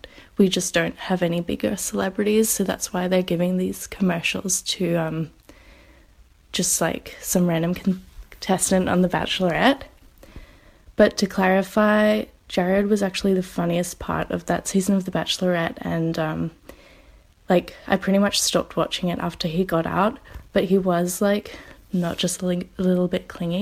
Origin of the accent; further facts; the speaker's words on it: Australia; I'm from Australia